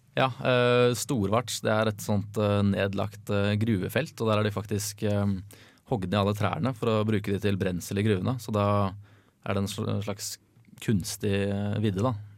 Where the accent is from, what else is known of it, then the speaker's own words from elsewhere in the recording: Fredrikstad, Østfold, Norway; also born or lived in Trondheim; jeg er fra Fredrikstad